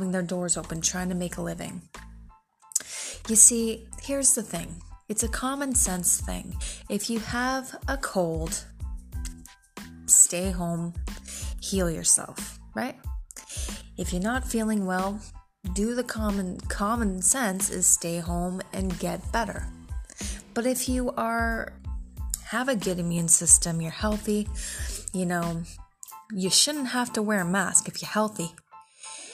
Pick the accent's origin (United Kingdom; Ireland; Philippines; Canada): Canada; as a Canadian citizen myself